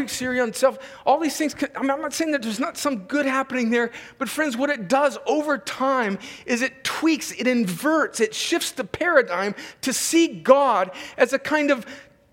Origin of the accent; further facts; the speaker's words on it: California, United States; I grew up right on the Mexican border